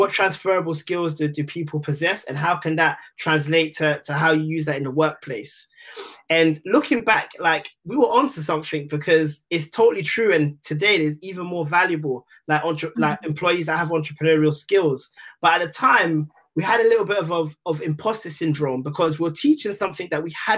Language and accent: English; London, United Kingdom; I'm from Tottenham